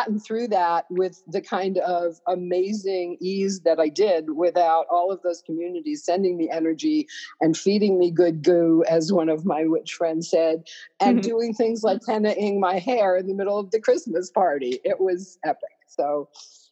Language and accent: English; New York, United States; I'm a New Yorker